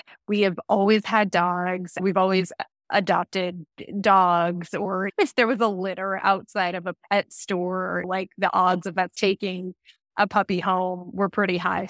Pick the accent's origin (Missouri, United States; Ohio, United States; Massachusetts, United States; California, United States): California, United States; Los Angeles; I grew up in Los Angeles, and the entertainment industry, it's a major industry out here.